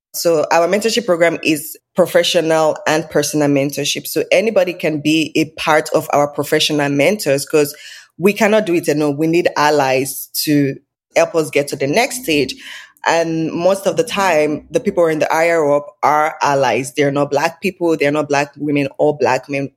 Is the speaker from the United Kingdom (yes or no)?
no; Nigeria; now in Canada; So, I'm Nigerian. I was born and raised in Nigeria.